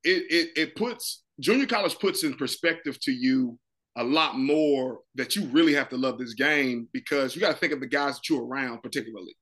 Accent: North Carolina, United States; I'm from North Carolina

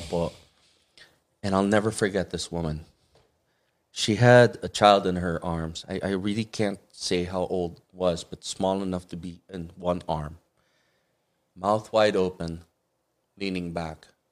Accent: Muntinlupa, Metro Manila, Philippines; also born or lived in Batangas; now in Los Angeles, United States; I grew up in Ayala, Alabang.

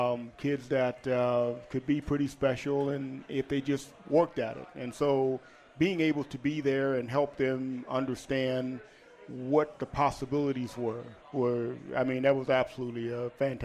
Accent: Houston, Texas, United States; also born or lived in Dallas; No, actually, I was born in Houston.

